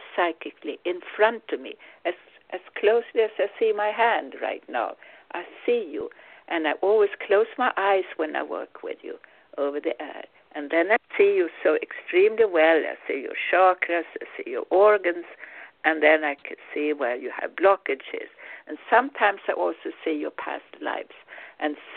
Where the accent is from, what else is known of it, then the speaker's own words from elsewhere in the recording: Sweden; English is a second language; now in United States; I'm originally Swedish. I'm now American. Of course, as Swede, you never lose your roots